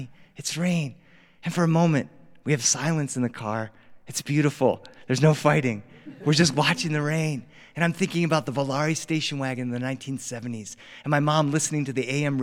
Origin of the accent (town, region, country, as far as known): Delaware, United States; born or raised there; now in Los Angeles, United States